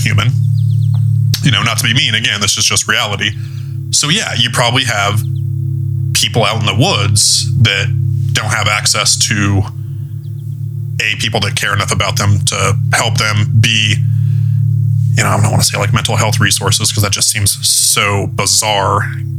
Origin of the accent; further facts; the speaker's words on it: the Northwest, near Idaho and Montana, Pacific Northwest, United States; I'm from the Northwest. I'm from very close to, you know, like Idaho and Montana